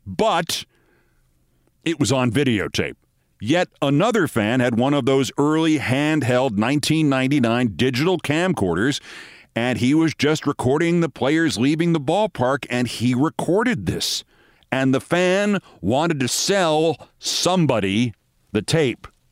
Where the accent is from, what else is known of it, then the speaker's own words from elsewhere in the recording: New York City, New York, United States; I grew up in that Yankee Stadium, and before then, I grew up in the Bronx